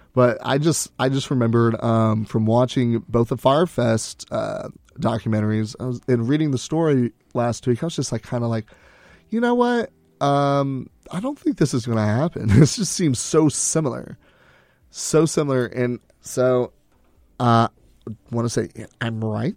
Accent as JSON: {"language": "English", "region": "Texas", "country": "United States", "said": "we're from Texas"}